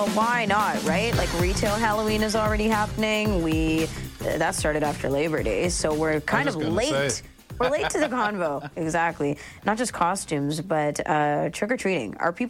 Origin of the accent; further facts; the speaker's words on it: Toronto, Ontario, Canada; Not where I grew up in Scarborough.